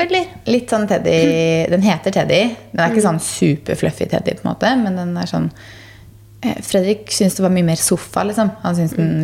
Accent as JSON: {"language": "Norwegian", "town": "Gressvik", "region": "Østfold", "country": "Norway", "tie": "born or raised there", "said": "der jeg vokste opp, på Gressvik"}